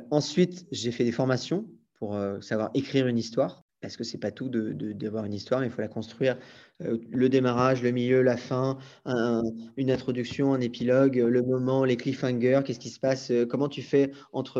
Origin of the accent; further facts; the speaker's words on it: Brittany, France; moved away; also born or lived in Paris / London / Brazil; je suis breton et, je le dis à chaque fois, mais je suis breton